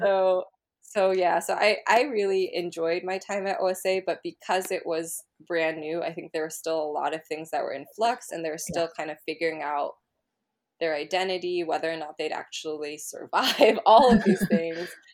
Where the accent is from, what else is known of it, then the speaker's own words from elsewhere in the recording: Berkeley, California, United States; growing up in Berkeley